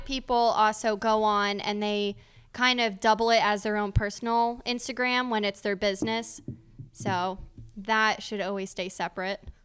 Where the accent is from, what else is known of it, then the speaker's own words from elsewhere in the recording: Scranton, Pennsylvania, United States; moved away; no one really ventures out from my hometown